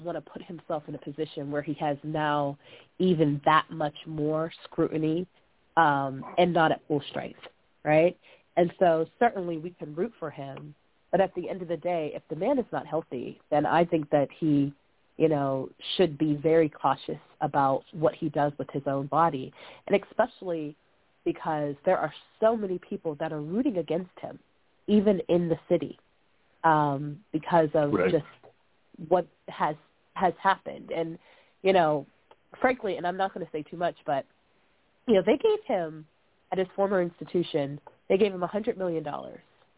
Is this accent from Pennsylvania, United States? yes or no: yes; Pittsburgh, Pennsylvania, United States; from Pittsburgh, Pennsylvania, and Cleveland, they are our arch rivals when it comes to football specifically.